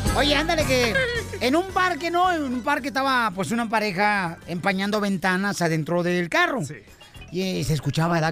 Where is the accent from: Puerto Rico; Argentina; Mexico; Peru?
Mexico; Ocotlán, Jalisco; en Ocotlán, Jalisco, ¿no? En mi pueblo natal, donde yo nací